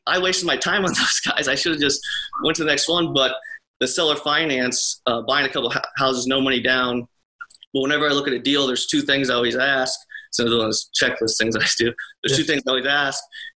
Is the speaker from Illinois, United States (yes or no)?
yes; Mahomet, Illinois, United States; I'm from Mahomet, just 10 minutes away from Champaign, where University of Illinois is at.